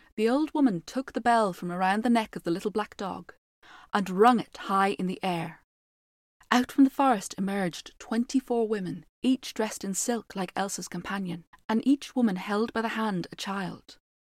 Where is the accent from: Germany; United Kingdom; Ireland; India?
Ireland; being an Irish storyteller and mostly based on Irish folklore